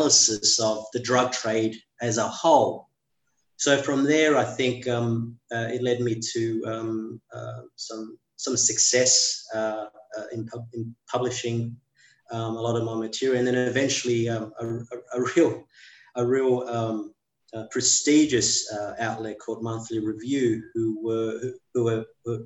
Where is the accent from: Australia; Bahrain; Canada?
Australia; Sydney, New South Wales; growing up in the working class suburbs in western suburbs of Sydney